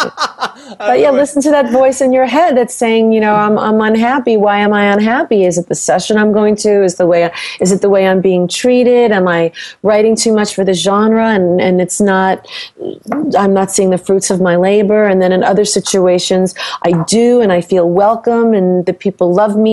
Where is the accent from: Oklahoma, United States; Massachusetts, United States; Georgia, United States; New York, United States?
New York, United States; now in Los Angeles, United States; I'm from New York. I live